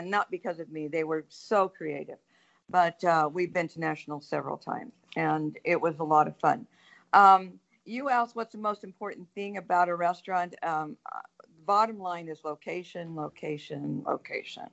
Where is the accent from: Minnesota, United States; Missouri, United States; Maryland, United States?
Minnesota, United States; growing up in Minnesota, my parents maybe ate out once a month